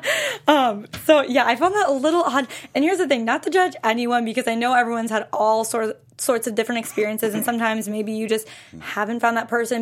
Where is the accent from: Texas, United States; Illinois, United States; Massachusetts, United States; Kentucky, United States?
Massachusetts, United States; Western; I'm from Western Mass.